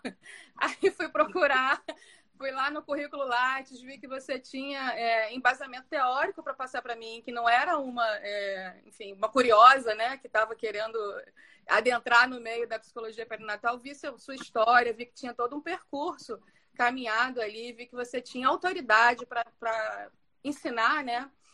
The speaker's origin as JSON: {"language": "Portuguese", "region": "Rio de Janeiro", "country": "Brazil", "moved": "as an adult", "lives_now": "Rio das Ostras, Brazil", "said": "Eu moro em Rio das Ostras atualmente. Eu é, sou carioca"}